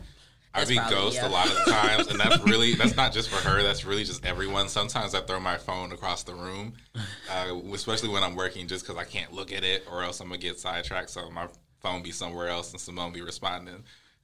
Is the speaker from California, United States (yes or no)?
no; Milwaukee, Wisconsin, United States; moved away as an adult; also born or lived in Brown Deer, Wisconsin / Florida; now in Dallas, United States; So I'm from Milwaukee, Wisconsin, born and raised, 414, and shout out to my 262s as well.